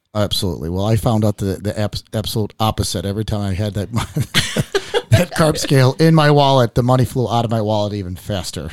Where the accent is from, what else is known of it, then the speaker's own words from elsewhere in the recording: Chicago, Illinois, United States; I grew up here in Chicago. I was born in Chicago